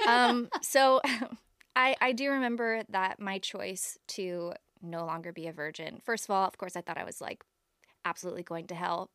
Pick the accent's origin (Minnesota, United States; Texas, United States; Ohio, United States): Ohio, United States; Toledo; I'm from Toledo, Ohio